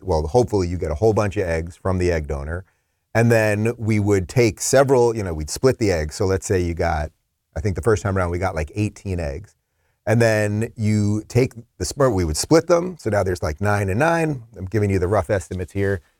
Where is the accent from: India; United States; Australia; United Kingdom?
United States; Long Island, New York; moved away; I'm a Long Island guy. Originally